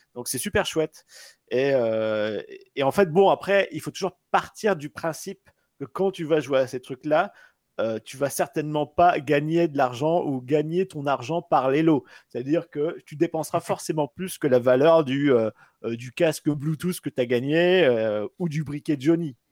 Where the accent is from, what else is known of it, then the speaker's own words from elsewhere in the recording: Pas-de-Calais, Hauts-de-France, France; moved away; je viens du Pas-de-Calais à la base